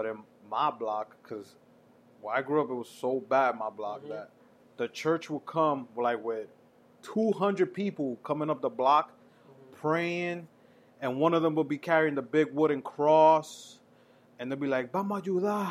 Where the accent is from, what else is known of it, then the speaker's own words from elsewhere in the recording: New York City, New York, United States; growing up in the Heights